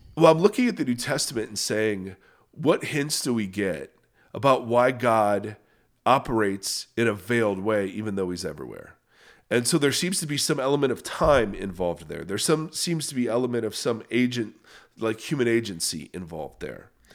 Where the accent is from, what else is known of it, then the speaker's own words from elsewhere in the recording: Canada; I'm Canadian